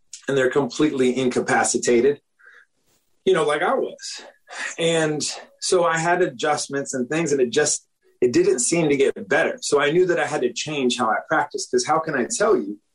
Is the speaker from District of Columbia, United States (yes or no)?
yes; Washington, District of Columbia, United States; moved away as an adult; now in Florida, United States; I'm originally from the Washington, D.C. area. I came down to Florida to go to the University of Florida